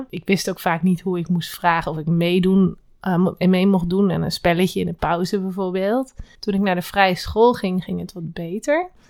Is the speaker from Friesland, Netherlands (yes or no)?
no; Velp, Gelderland, Netherlands; born there; also born or lived in Utrecht; Ik ben geboren in Velp, in de gemeente Reden. Ik heb verder helemaal niks met Velp.